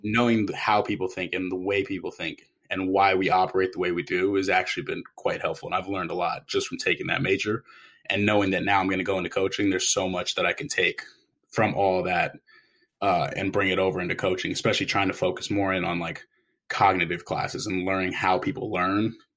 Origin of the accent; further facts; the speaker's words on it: San Diego, California, United States; moved away as an adult; also born or lived in New York City; I'm originally from San Diego